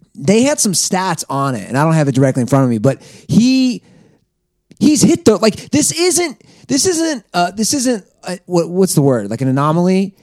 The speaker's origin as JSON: {"language": "English", "region": "Ohio", "country": "United States", "moved": "yes", "lives_now": "Venice Beach, California, United States", "said": "I left Ohio"}